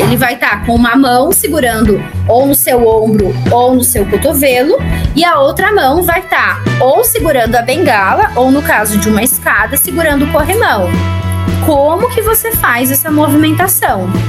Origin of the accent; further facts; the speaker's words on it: Rio Grande do Sul, Brazil; now in São Paulo, Brazil; eu sou do Rio Grande do Sul, estou morando em São Paulo